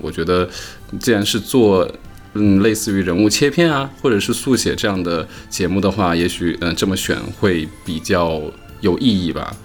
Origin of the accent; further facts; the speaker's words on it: central China, China; 我是中部人，对，对，对，对，湖北